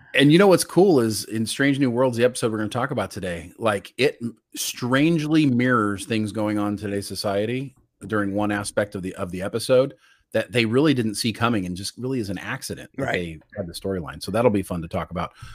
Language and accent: English; United States; that's where Brian and I are from. And I got to tell you, I'm a really proud American.